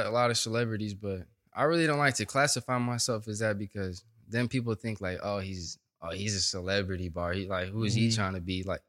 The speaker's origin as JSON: {"language": "English", "town": "Stockton", "region": "California", "country": "United States", "tie": "born or raised there", "also_born_or_lived": "Bay Area, California", "moved": "as an adult", "lives_now": "Los Angeles, United States", "said": "I was born in the Bay Area. But okay. We moved out to Stockton when I was younger."}